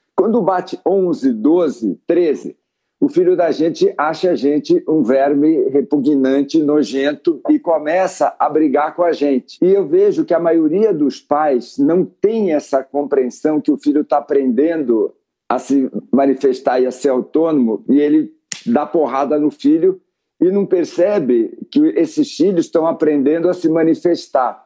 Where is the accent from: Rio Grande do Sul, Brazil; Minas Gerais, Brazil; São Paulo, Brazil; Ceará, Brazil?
São Paulo, Brazil; Santos; moved away; Eu sou de Santos, vivi em São Paulo